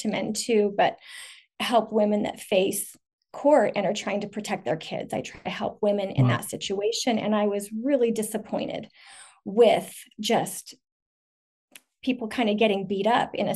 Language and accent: English; a northern suburb of Salt Lake City, Utah, United States; also born or lived in Portland; I live in a northern suburb of Salt Lake City, Utah. Basically raised here, not born here